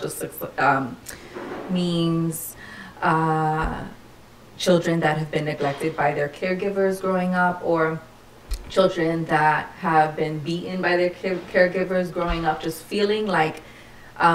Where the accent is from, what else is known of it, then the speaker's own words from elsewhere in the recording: New York City, New York, United States; I'm a native New Yorker, born and raised in the Lower East Side before its gentrification.